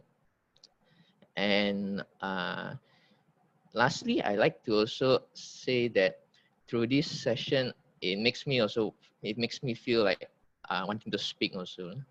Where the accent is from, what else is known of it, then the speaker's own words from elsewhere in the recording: Negeri Sembilan, Malaysia; I'm from Negeri Sembilan.